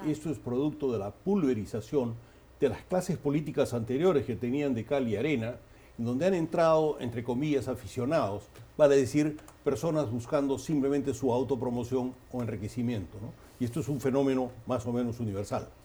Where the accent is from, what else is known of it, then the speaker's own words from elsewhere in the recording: Peru; lo digo como peruano